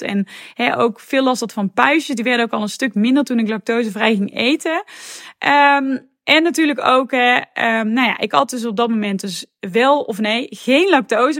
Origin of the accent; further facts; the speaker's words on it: North Brabant, Netherlands; accent: Brabant; moved away as an adult; also born or lived in Tilburg; now in Amsterdam, Netherlands; zoals je misschien wel hoort, kom ik daar helemaal niet vandaan, want ik kom namelijk uit Brabant